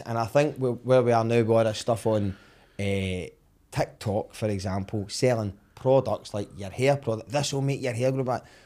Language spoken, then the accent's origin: English; Summerston, Scotland, United Kingdom; I grew up in Somerset